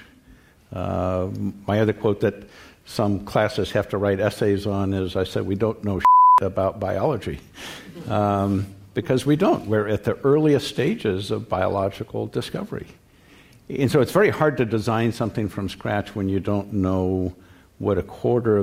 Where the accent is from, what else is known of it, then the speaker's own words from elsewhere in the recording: California, United States; growing up in California